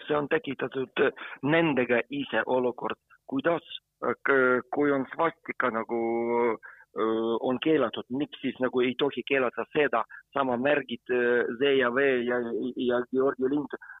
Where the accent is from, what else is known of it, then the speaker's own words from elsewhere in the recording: Ukraine; Estonian is a second language; now in Estonia; mina olen ukrainlane, aga ma olen Eesti kodanik ka